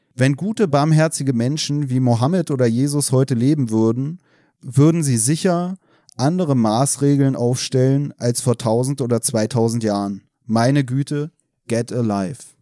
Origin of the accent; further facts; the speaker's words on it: Berlin, Germany; also born or lived in Chemnitz; ich komme aus Deutschland, äh, aus Berlin